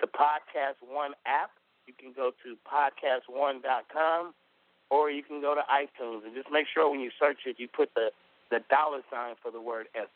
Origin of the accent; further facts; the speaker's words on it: California, United States; I'm from California